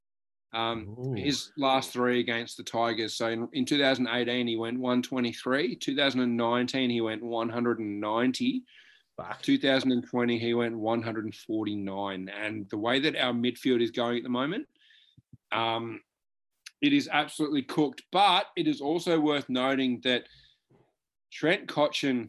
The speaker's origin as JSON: {"language": "English", "region": "Victoria", "country": "Australia", "said": "we are both from Victoria"}